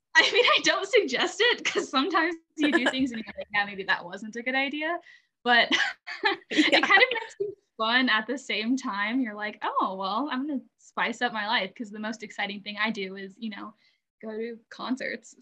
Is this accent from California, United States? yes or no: no; Alabama, United States; moved away; I'm actually originally from Alabama